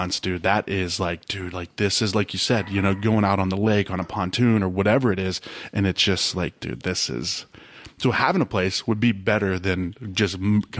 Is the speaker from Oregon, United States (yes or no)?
no; suburb of Youngstown, Ohio, United States; moved away; I grew up at like a suburb of Youngstown